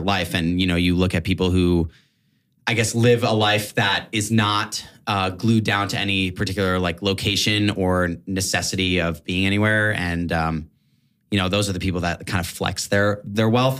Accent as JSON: {"language": "English", "region": "New York", "country": "United States", "said": "I'm from New York, New York, Upper West Side, Manhattan"}